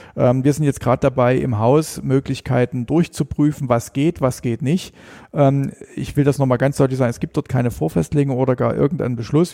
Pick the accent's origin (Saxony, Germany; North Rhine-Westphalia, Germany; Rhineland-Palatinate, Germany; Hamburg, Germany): Saxony, Germany; Elbhang; ich bin ähm, am, am Elbhang groß geworden